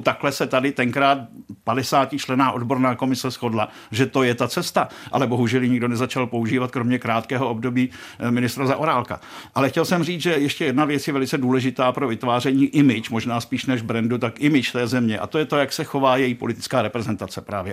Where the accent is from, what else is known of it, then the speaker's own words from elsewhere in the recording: Czechia; jsem z Česka